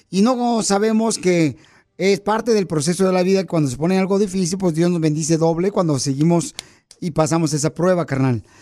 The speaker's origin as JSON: {"language": "Spanish", "region": "Michoacán", "country": "Mexico", "moved": "yes", "lives_now": "United States", "said": "Porque acá venimos de Michoacán a Estados Unidos."}